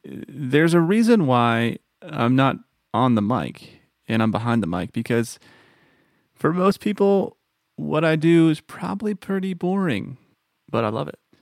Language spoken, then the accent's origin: English; Texas, United States; moved away as an adult; now in Tennessee, United States; Born and raised in Texas